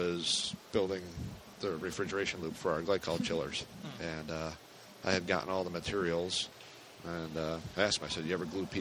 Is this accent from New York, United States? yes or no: yes; Finger Lakes, New York, United States; also born or lived in Charlotte, North Carolina; now in Lowell, United States; I grew up over in the Finger Lakes part of New York